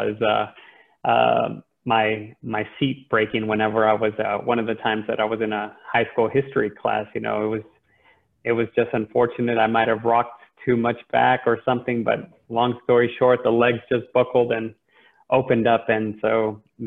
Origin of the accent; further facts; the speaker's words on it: El Paso, Texas, United States; moved away as an adult; also born or lived in Austin, Texas; now in Dallas, United States; born and raised in El Paso, school in Austin, and Dallas is the home base for now